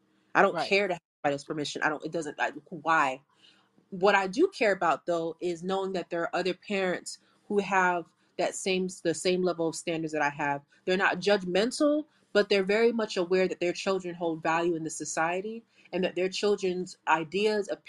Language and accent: English; South Florida, United States; I'm from South Florida.